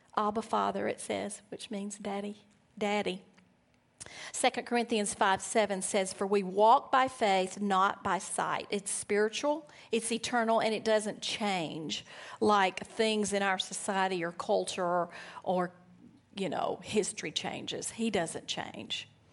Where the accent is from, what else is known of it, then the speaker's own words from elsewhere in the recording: Alabama, United States; moved away; I'm from Alabama